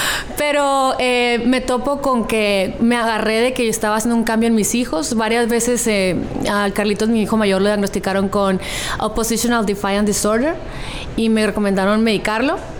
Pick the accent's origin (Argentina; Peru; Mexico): Mexico; Hermosillo, Sonora; now in San Diego, United States; de donde soy